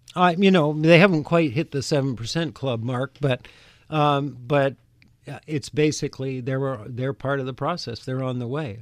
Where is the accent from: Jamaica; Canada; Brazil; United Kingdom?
Canada; now in United States; I grew up in Canada